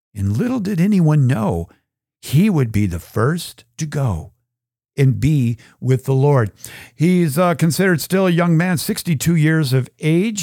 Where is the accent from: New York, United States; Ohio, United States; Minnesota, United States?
Minnesota, United States; Minneapolis–Saint Paul; growing up in the Twin Cities back in the, the sixties and seventies.